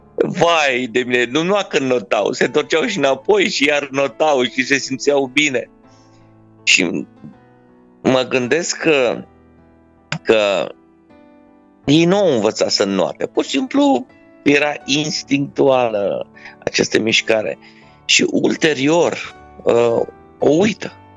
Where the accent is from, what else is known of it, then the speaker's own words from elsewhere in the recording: Romania; sunt mândru că sunt român